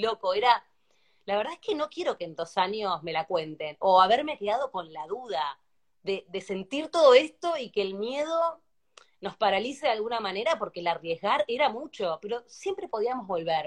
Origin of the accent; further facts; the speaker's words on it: Argentina; now in Spain; Cuando sos argentino